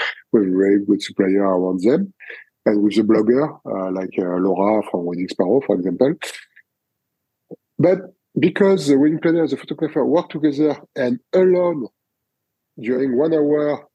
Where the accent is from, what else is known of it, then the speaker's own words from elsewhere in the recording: France; accent: French; English is a second language; my French accent